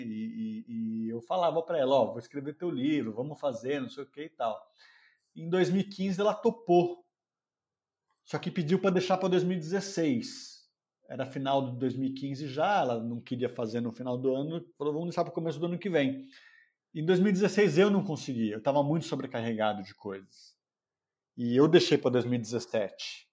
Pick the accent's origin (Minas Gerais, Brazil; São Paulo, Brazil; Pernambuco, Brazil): São Paulo, Brazil; moro em São Paulo, nasci em São Paulo